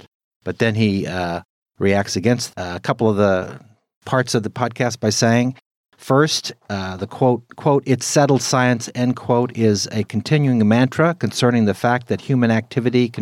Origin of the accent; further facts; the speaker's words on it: California, United States; now in Midwest, United States; I was born and raised in California